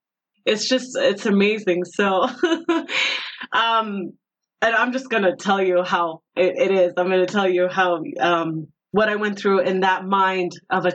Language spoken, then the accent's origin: English; Tehran, Tehran Province, Iran; moved away; also born or lived in Phoenix, Arizona / Tucson, Arizona; So yeah, Tehran is where I was born. And when I was 10 years old, I moved to Arizona. I was in Phoenix for a year and Tucson for a year. And then when I was 12, I moved back to Iran again, back to Tehran.